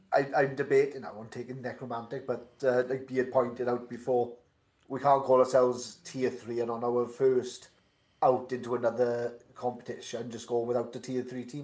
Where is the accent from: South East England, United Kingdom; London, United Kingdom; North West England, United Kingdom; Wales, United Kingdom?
Wales, United Kingdom; Welsh; accent: Welsh; my miserable Welsh accent